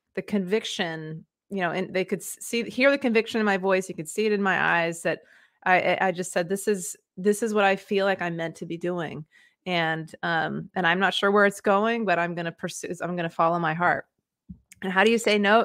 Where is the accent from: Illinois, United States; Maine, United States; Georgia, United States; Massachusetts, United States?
Maine, United States; moved away as an adult; also born or lived in West Africa / Mexico; I grew up in Maine, and that's where I am now